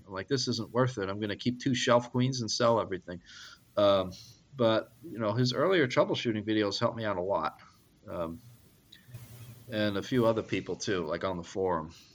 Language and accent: English; Long Island, New York, United States; growing up on Long Island, I just uh, I loved the diesel engines